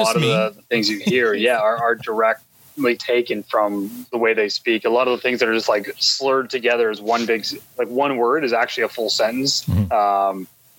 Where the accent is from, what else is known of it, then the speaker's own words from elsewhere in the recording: Toronto, Ontario, Canada; I'm from the Toronto area. My family's all East Coast. Okay. I've spent a lot of time out East